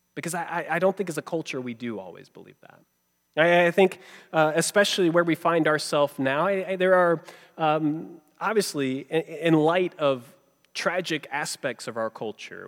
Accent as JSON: {"language": "English", "region": "Georgia", "country": "United States", "tie": "born or raised there", "said": "growing up in Georgia where I did"}